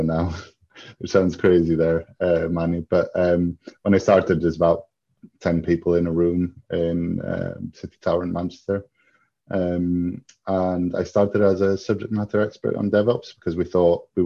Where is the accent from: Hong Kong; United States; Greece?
Greece; moved away; I grew up in Greece, but I have a Greek dad and an English mum from County Durham, so I am half British, half Greek.